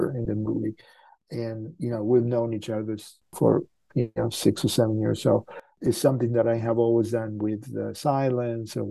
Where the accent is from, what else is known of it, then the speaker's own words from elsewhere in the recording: Argentina; moved away; I'm from Argentina, so sometimes we speak in Spanish